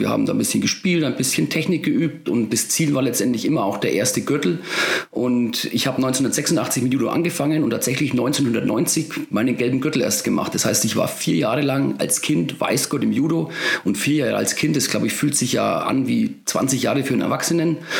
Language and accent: German; Bavaria, Germany; bei uns in Bayern